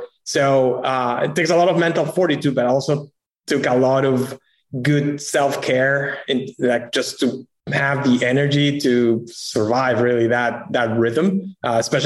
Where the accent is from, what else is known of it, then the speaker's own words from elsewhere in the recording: Peru; moved away as an adult; also born or lived in New York City; I'm originally from Peru